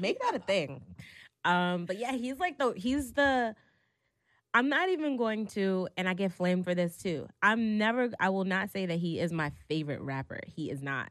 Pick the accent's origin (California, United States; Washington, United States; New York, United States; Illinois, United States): New York, United States; New York City; Growing up in New York City, especially if you were a kid from, like, Brooklyn, Harlem, or the Bronx